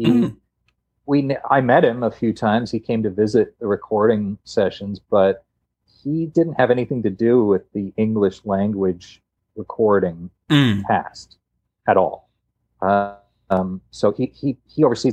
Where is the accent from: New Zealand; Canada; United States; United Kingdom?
Canada; we're both Canadian